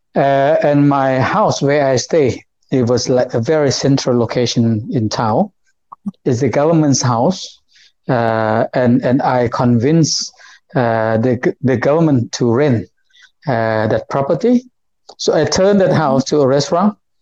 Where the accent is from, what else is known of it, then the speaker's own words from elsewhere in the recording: Houaphanh, Laos; I'm not from Vientiane. I'm originally was born in the place called uh, Huapan province. Uh, so it's the yes. northeast of Laos